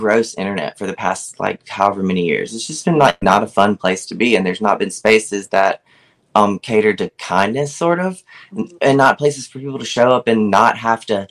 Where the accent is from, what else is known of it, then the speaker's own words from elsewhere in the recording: Laurel, Mississippi, United States; that's where I am, in South Mississippi